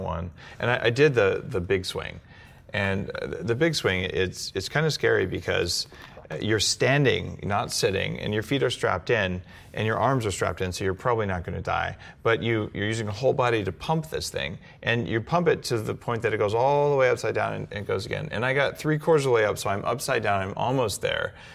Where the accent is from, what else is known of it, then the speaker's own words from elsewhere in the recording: New Mexico, United States; moved away; I grew up in New Mexico